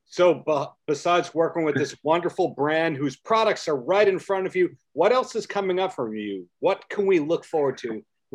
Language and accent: English; Bellmore, New York, United States; I'm from Belmore, but growing up in Belmore, Long Beach could be the other side of the world when you don't have a car.